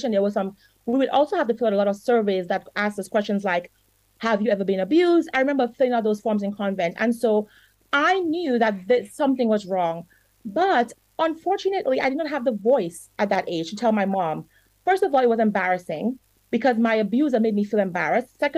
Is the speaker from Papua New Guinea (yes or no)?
no; Dominica; I grew up in Dominica. And here's the problem one of the problems I, I believe I experienced as a child. Parents, some parents in Dominica are very strict.